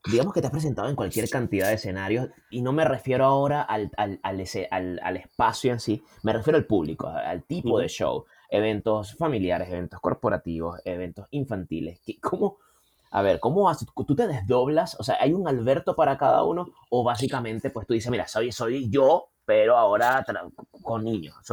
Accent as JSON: {"language": "Spanish", "country": "Venezuela", "said": "Solo que aquí, aquí, por lo menos aquí y también en Venezuela, yo soy de Venezuela"}